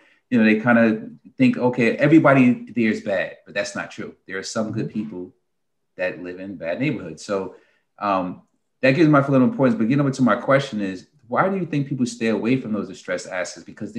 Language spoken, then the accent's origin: English; North New Jersey, United States; I come from North New Jersey.